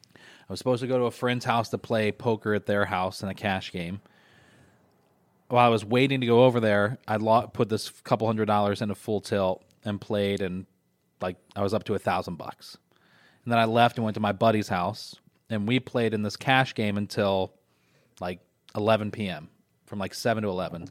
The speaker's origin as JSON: {"language": "English", "town": "Syracuse", "region": "New York", "country": "United States", "tie": "born or raised there", "said": "my hometown."}